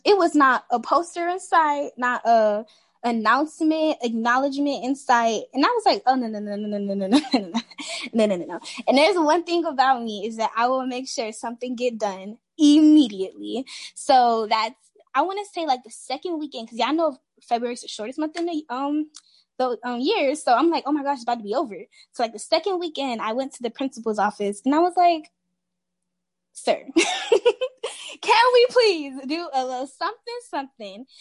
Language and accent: English; Miami, Florida, United States; I'm a senior in high school and I'm from Miami, Florida.